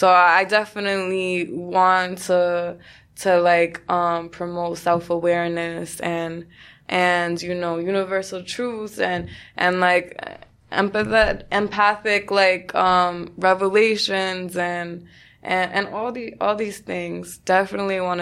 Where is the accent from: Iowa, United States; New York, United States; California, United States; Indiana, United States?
New York, United States; New York City; being born and raised in New York